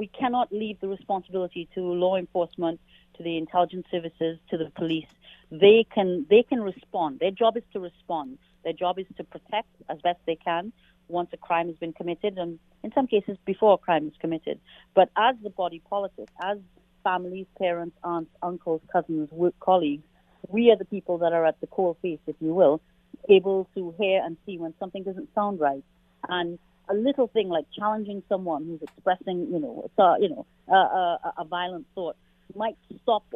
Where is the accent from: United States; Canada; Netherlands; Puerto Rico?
Canada; as a Canadian